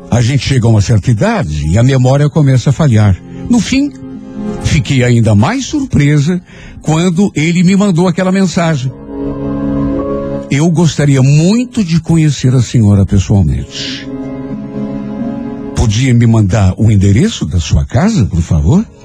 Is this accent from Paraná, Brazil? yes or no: yes; Ribeirão do Pinhal, Paraná, Brazil; moved away as an adult; Principalmente amigos que eu tinha deixado lá na minha cidade. Eu sou de Ribeirão do Pinhal. Vim de lá logo depois que me casei. Na época estava com 27 anos e já estava grávida do meu primeiro filho.